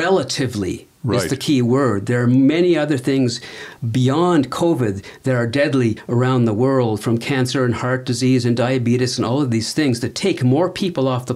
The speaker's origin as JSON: {"language": "English", "country": "Canada", "said": "being a Canadian"}